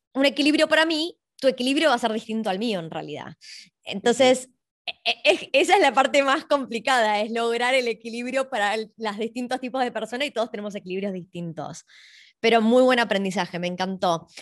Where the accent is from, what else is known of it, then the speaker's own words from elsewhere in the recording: Argentina; now in Australia; venimos de Argentina